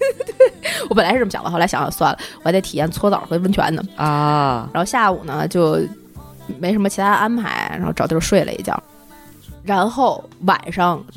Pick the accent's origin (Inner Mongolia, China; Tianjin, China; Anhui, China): Tianjin, China; also born or lived in Shanghai; now in Beijing, China; 我小的时候在天津六滨江道